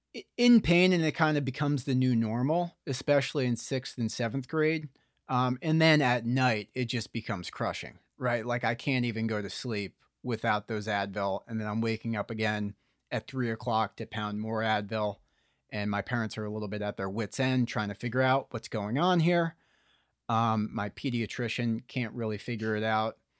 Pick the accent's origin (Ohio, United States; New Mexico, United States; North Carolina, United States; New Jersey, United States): New Jersey, United States; Morristown; I was in Morristown, New Jersey